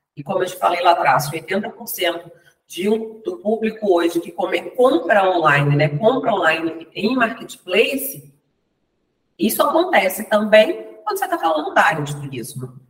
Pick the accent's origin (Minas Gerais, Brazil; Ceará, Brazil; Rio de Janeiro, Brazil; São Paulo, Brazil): Minas Gerais, Brazil; Ponte Nova; eu nasci em Minas Gerais, na região da Zona da Mata, de Ponte Nova